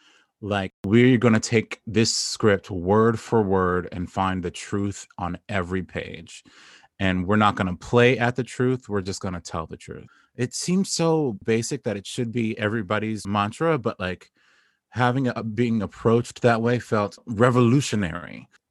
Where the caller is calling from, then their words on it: Brooklyn, New York, United States; I'm calling from Brooklyn. I'm in New York still. I'm one of the ones who stayed.